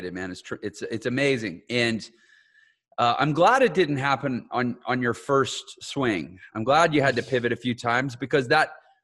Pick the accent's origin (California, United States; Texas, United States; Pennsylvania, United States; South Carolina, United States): Texas, United States; now in St. George, United States; I grew up in Texas